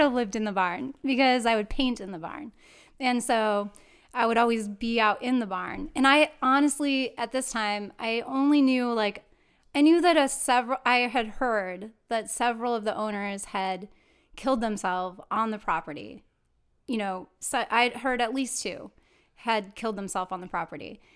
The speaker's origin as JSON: {"language": "English", "town": "Rockford", "region": "Illinois", "country": "United States", "tie": "born or raised there", "moved": "yes", "lives_now": "California, United States", "said": "I was born and raised here in Rockford, Illinois. But I now live in California, so I've transplanted"}